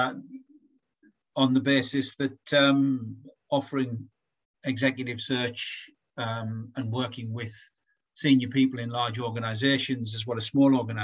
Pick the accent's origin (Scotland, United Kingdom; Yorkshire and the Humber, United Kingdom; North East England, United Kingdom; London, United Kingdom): North East England, United Kingdom; Durham; And I'm from Durham too